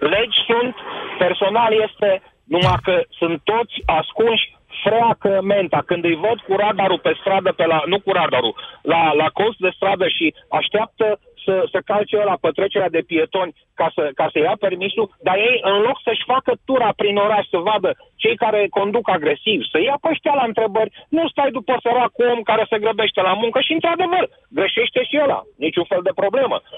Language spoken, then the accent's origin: Romanian; Brașov, Brașov County, Romania; sunt din Brașov